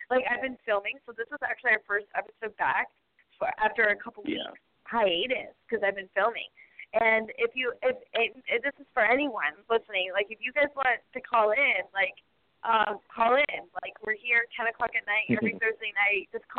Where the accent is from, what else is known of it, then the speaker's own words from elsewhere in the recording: Riverside, California, United States; I grew up in Riverside, California, basically my whole life.